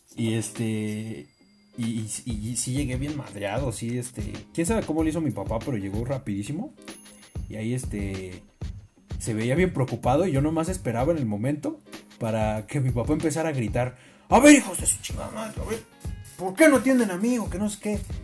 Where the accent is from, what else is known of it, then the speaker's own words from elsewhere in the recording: Mexico; Lo bueno es que nosotros somos mexicanos.